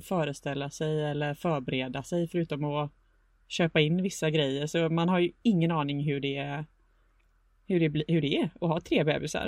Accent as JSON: {"language": "Swedish", "town": "Gothenburg", "region": "Västra Götaland", "country": "Sweden", "said": "bor i Göteborg där jag kommer ifrån."}